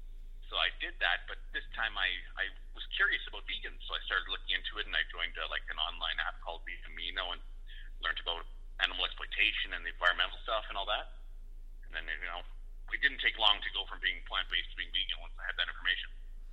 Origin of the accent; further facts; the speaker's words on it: Winnipeg, Manitoba, Canada; born there; also born or lived in Western Canada; now in Edmonton, Canada; Well, I was born in Winnipeg. I've lived all over Western Canada. I'm in Edmonton now.